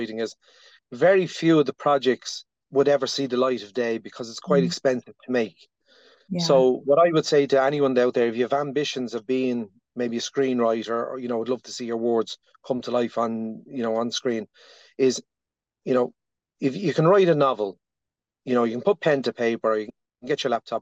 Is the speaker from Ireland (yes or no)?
yes; Dublin, Leinster, Ireland; born and bred in the Dublin's north inner city